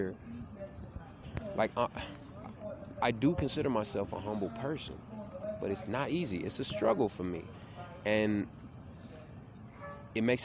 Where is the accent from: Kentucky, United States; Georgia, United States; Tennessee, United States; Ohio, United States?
Tennessee, United States; now in Miami, United States; I grew up in Tennessee, which is real country and real, like, redneck